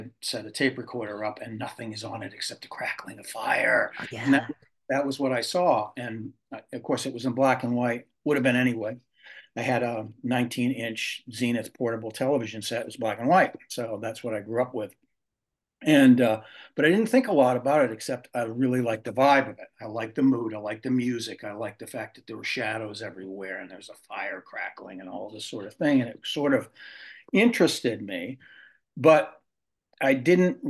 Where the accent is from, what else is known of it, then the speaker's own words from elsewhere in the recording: Glenburn, Maine, United States; moved away; I was born in Bangalore, long too many years ago, but I grew up in a small town called Glenburn, which is right outside of Bangor.